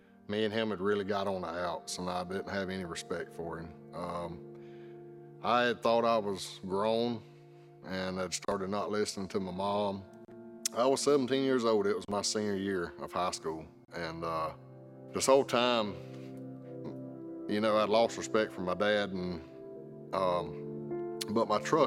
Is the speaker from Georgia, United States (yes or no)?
yes; South Georgia, United States; Growing up in South Georgia